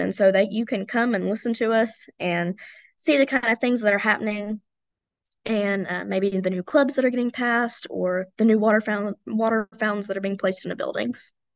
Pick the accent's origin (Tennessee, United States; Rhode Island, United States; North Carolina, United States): Tennessee, United States; Elizabethton; I'm from Elizabethton, Tennessee, which is just about an hour from Emory